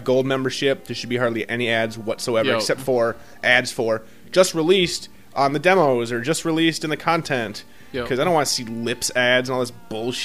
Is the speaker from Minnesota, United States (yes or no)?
yes; Minnesota, United States; We're from Minnesota.